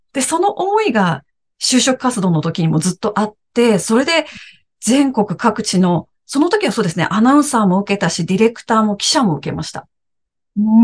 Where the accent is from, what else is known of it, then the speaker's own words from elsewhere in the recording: Aichi, Japan; moved away as an adult; also born or lived in Morioka, Iwate / Tokyo; 私は愛知県出身で、今もですね、名古屋に住んでいます。